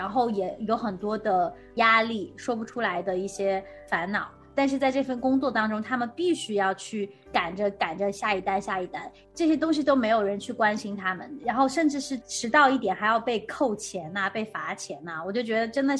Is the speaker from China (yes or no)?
yes; China; 好像是我们从就是从国内来的，就是那边都很讲究这种快递的服务啊